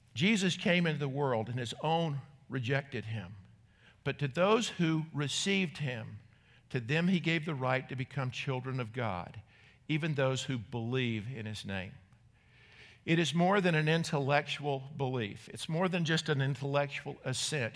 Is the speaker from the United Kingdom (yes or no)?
no; North Carolina, United States; moved away; when I was a kid growing up in North Carolina